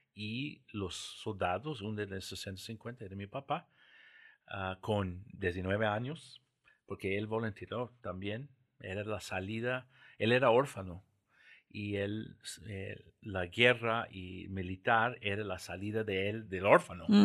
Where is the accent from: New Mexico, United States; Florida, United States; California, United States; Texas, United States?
New Mexico, United States; Santa Fe; accent: Portuguese; first language English; Spanish is a second language; moved away as an adult; also born or lived in São Paulo, Brazil / Caracas, Venezuela; now in Costa Rica; yo nací en Santa Fe, Nuevo México